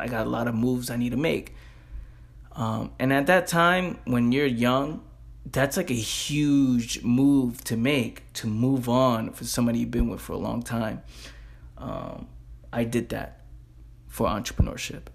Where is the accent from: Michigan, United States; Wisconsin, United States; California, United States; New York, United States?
New York, United States; New York City; I'm a kid from the Bronx